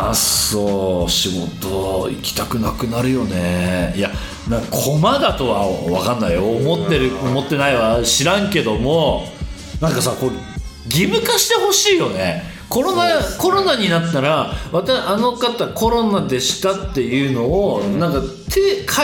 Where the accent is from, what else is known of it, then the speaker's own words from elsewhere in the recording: Akita, Japan; accent: Akita dialect; 秋田弁出ちゃったべな